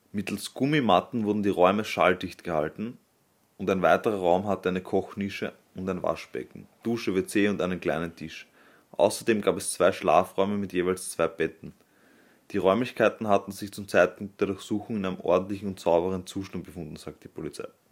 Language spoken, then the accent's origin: German; Vienna, Austria; als Wiener